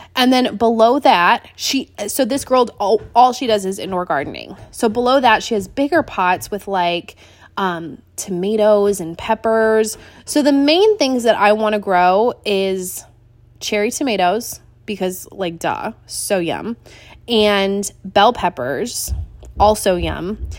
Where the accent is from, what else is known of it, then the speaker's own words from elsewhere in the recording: Washington, United States; also born or lived in Seattle, Washington; now in Wilmington, North Carolina, United States; growing up in Washington, Azteca Mexican food was it